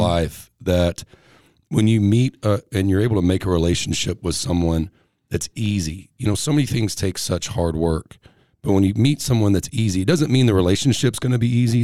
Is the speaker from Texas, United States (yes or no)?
yes; Texas, United States; also born or lived in Tennessee; I'm from Texas